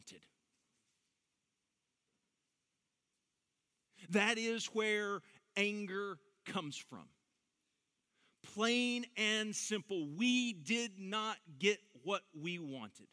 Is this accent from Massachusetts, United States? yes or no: no; Dallas–Fort Worth Metroplex, Texas, United States; I grew up in the Metroplex